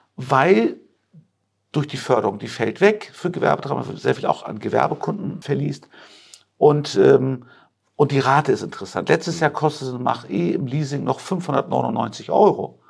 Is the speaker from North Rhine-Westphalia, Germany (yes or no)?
no; Hamburg, Germany; also born or lived in Turkey; now in Rosengarten, Germany; ich bin ja äh, gebürtig türkisch, aber ich bin ein Hamburger Jung. Ich war ja. seit meinem dritten Lebensjahr bin ich also in Hamburg groß geworden, in Eimsbüttel